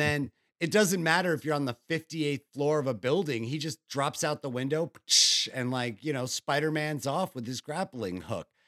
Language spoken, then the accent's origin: English; New York, United States; I'm from New York